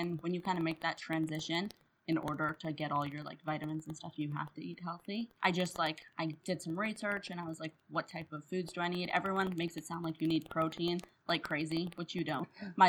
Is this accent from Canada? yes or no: yes; Canada; also born or lived in Ottawa, Canada; as a Canadian, I love maple syrup.